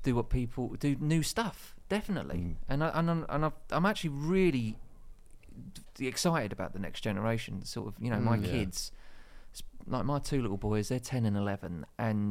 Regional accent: Dagenham, London, United Kingdom; I grew up in Dagenham

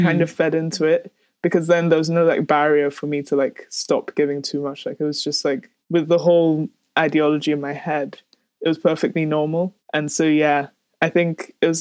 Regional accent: Nigeria; growing up in Nigeria

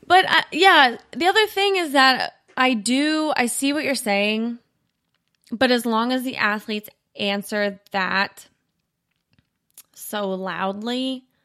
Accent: Indiana, United States; also born or lived in Ohio / Kentucky; But I was born in Ohio. We moved hmm. around quite a bit before I got to Kentucky. Um I went to probably the majority of my schooling in very rural Indiana.

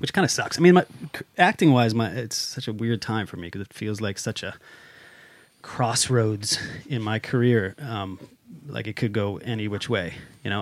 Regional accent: United States; moved away as an adult; now in Sweden; I'm also an American stuck in Sweden

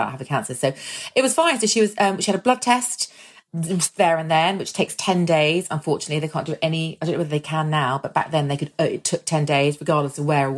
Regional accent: Ireland; we're Irish

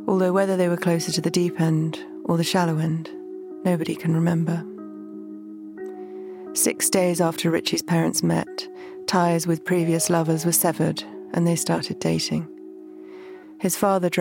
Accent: London, United Kingdom; where I grew up in South London

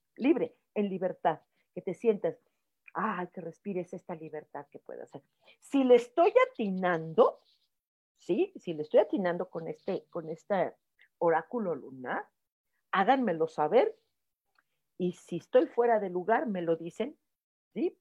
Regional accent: Mexico; los mexicanos somos pelados, somos groseros

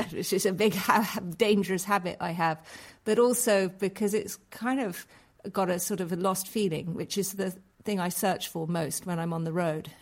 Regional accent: Scotland, United Kingdom; I was brought up in Scotland

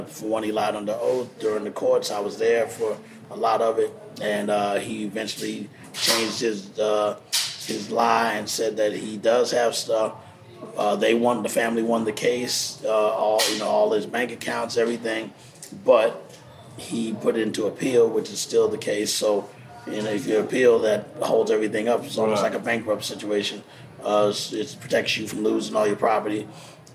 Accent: Texas, United States; now in New York, United States; I'm from Texas originally

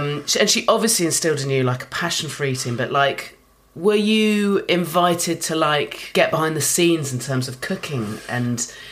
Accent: West Country, South West England, United Kingdom; I'm from the West Country

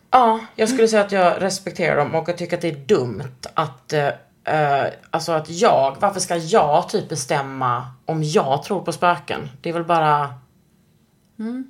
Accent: Skåne, Sweden; also born or lived in Austria; jag är från Skåne

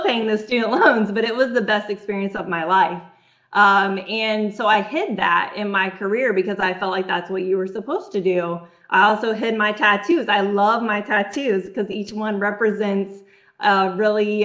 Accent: Texas, United States; I was born in Texas, you know, and I went through my childhood and my high school

